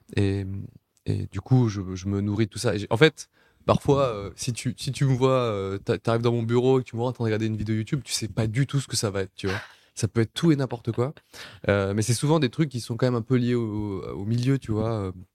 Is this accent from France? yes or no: yes; Nice, Provence-Alpes-Côte d'Azur, France; c'est le pays où j'ai toujours vécu. Je suis né en France, à, Nice, dans le sud de la France.